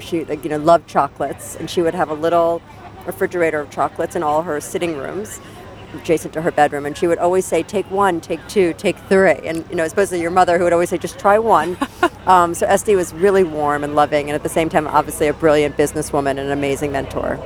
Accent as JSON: {"language": "English", "country": "United States", "said": "I am American"}